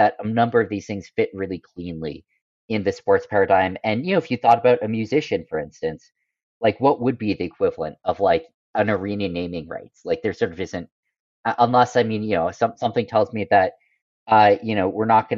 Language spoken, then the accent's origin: English; United States; moved away; I grew up in America